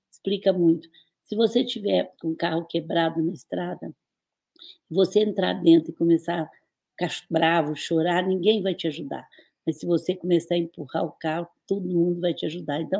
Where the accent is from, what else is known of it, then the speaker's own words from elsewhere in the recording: Brazil; eu, eu, eu sou do Brasil.